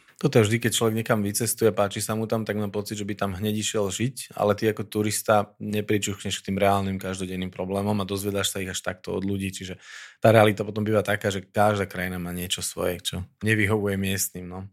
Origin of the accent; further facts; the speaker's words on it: Slovakia; že tu sme Slováci